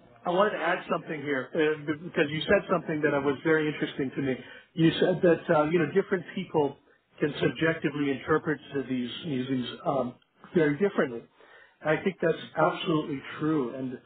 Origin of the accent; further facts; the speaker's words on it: Iran; moved away; also born or lived in Canada / United States; I'm an immigrant from Iran, and I'm an Iranian, Canadian, American, and I've lived in many more places than that.